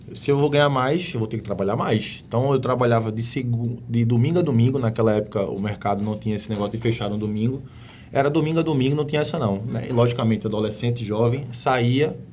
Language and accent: Portuguese; Pernambuco, Brazil; moved away as an adult; now in Manaus, Brazil; eu sou pernambucano, mas estou aqui em Manaus há 12 anos